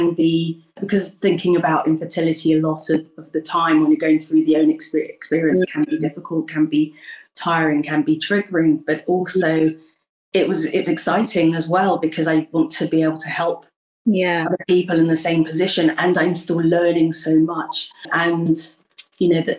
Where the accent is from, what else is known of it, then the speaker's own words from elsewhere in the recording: United Kingdom; I was born in the UK and I'm Ghanaian, so I'm British Ghanaian